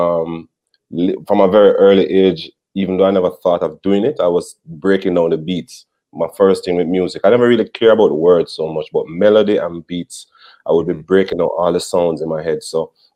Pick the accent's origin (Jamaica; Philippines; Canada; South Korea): Jamaica; Portmore, Saint Catherine; I come from Portmore like them